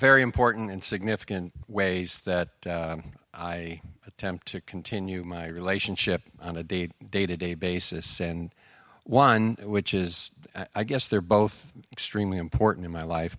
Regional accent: Buffalo, New York, United States; moved away; I'm from Buffalo

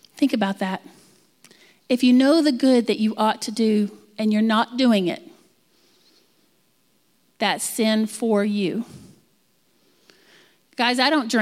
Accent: Texas, United States; I'm from Texas

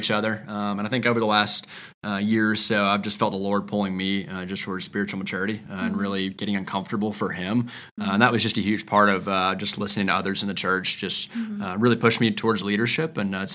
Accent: Charlotte, North Carolina, United States; also born or lived in Clemson, South Carolina; I was actually born and raised in Charlotte

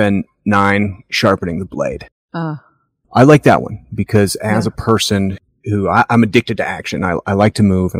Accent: Colorado, United States; we're Colorado people.

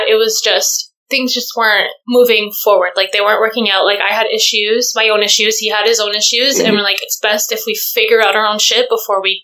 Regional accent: Peniche, Leiria District, Portugal; moved away; I love my town. I'm from Peniche, which is an hour out of Lisbon on the coast

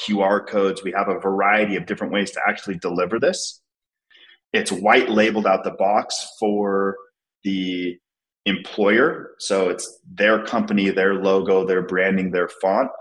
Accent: Salt Lake City, Utah, United States; I was born and raised in Salt Lake City, Utah.

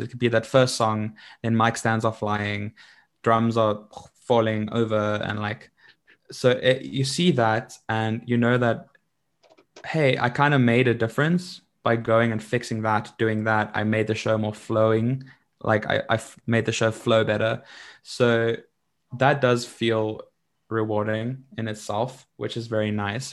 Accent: Middelburg, Mpumalanga, South Africa; I come from Middelburg

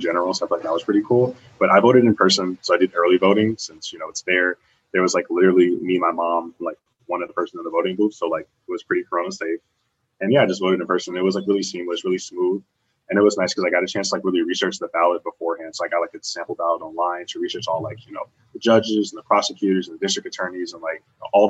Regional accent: Chicago, Illinois, United States; moved away; I'm originally from Chicago, Illinois.

